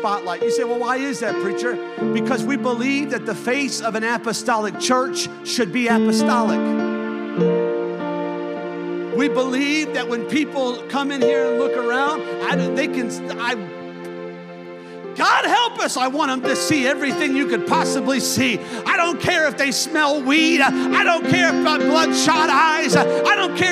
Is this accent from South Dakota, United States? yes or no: no; Chicago, Illinois, United States; now in Eagle Lake, United States; I grew up in Chicago